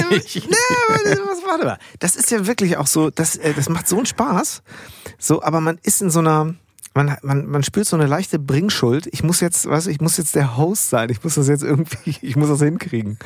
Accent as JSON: {"language": "German", "town": "Bad Segeberg", "region": "Schleswig-Holstein", "country": "Germany", "tie": "born or raised there", "accent": "norddeutscher Slang", "moved": "yes", "lives_now": "Münster, Germany", "said": "ich bin ja groß geworden in Bad Segeberg"}